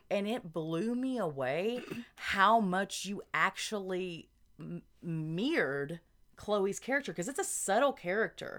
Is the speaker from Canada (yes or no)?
no; Arkansas, United States; we're from Arkansas